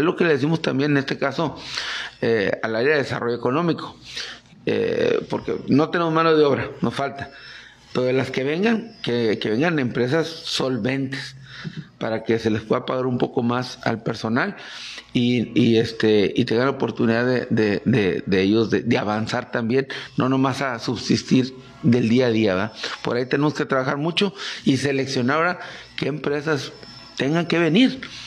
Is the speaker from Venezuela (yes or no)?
no; Mexico; somos mexicanos